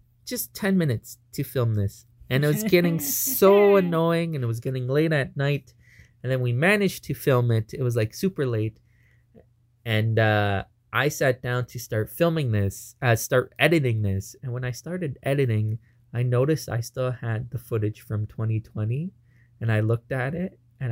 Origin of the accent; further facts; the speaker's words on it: Toronto, Ontario, Canada; we're from Toronto